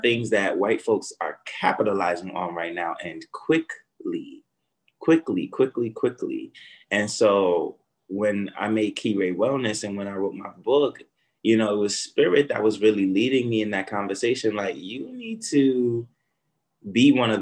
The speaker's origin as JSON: {"language": "English", "town": "New York City", "region": "New York", "country": "United States", "tie": "born or raised there", "said": "I was born in Brownsville, Brooklyn"}